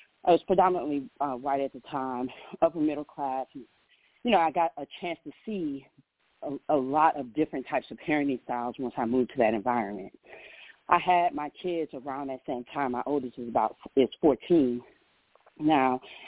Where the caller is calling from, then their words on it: Powder Springs, Georgia, United States; I'm calling from Powder Springs, Georgia.